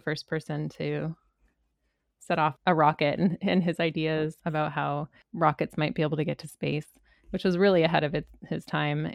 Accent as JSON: {"language": "English", "country": "Canada", "tie": "born or raised there", "said": "my Canadian upbringing"}